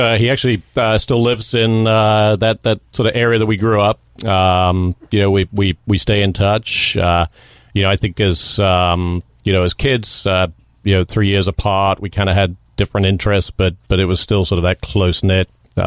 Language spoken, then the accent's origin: English; South West England, United Kingdom; accent: English; also born or lived in New Jersey; But grew up in the rural southwest of England, a county called Somerset, beautiful part of the world, kind of in a very rural environment.